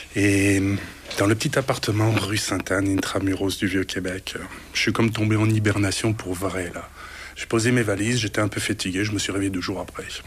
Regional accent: Italy; moved away as an adult; now in Canada; chez nous en Italie

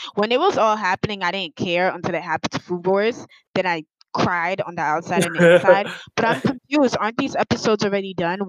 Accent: New York City, New York, United States; I'm from Brooklyn.

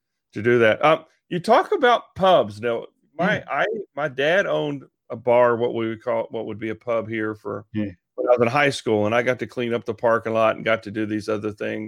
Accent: Texas, United States; I'm from Texas

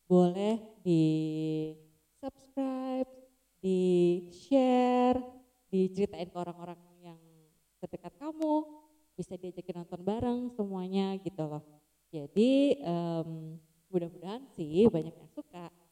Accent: Jakarta, Indonesia; now in Yogyakarta, Indonesia; Nah kan aku tuh eh, lahir di Jakarta, lama tinggal di Jakarta. Habis itu move out tuh Jogja.

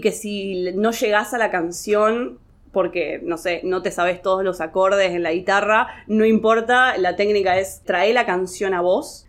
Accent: Rosario, Santa Fe, Argentina; En calidad de Rosarina

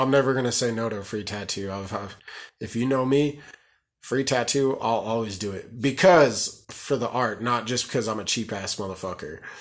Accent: Colorado, United States; I'm from Colorado, and I've, I've been born and raised here, so I'm a Colorado person

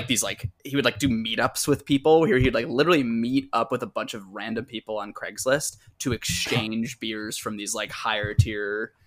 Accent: Boston, Massachusetts, United States; I'm from Boston.

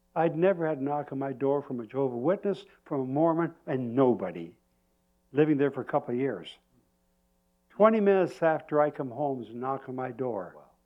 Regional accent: Canada; I said, Canada.

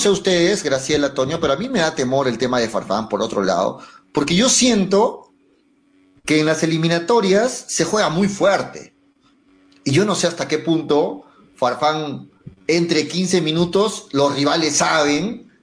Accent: Arequipa, Peru; Soy arequipeño, hincha de Melgar

